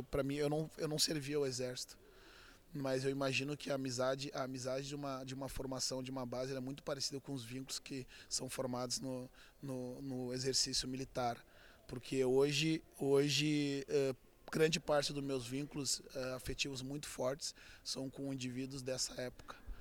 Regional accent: Auxiliadora neighbourhood, Rio Grande do Sul, Brazil; jogando futebol desde menino, né? Desde sempre a gente nasce como brasileiro com uma bola nos pés e tendo como obrigação a escola até o, até o meio-dia, um almoço rápido e depois sair pelas ruas do bairro da Auxiliadora

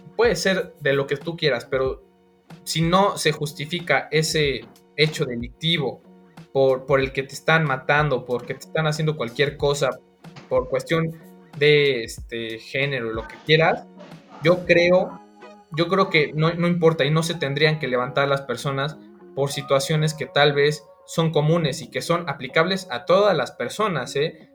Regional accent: Mexico; como ciudadano mexicano

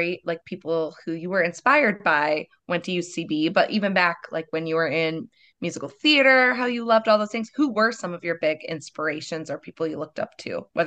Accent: Perry, Iowa, United States; Little small town, Perry, Iowa community theater.

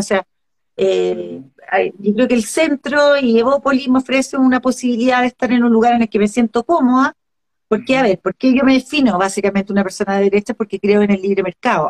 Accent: Chile; lo que somos como, como chilenos

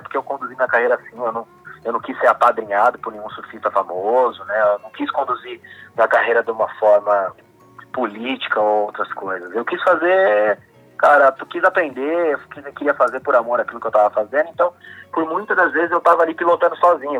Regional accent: São Bernardo do Campo, São Paulo, Brazil; Primeiro eu sou de São Bernardo, né? Eu sou nascido em São Bernardo, a família reside aqui

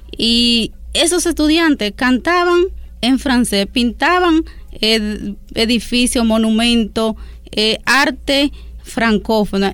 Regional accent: Duarte, Dominican Republic; nuestro país, la República Dominicana

